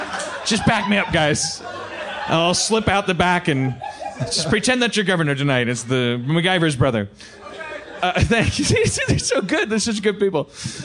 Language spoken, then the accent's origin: English; California, United States; I'm from California. I love California.